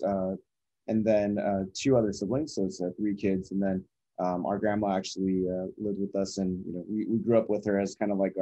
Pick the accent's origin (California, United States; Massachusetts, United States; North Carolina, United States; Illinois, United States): California, United States; San Diego; also born or lived in Taiwan / Los Angeles, California; I actually grew up in San Diego, California. I was born in Taiwan, but pretty much came over. I'm a California kid all the way through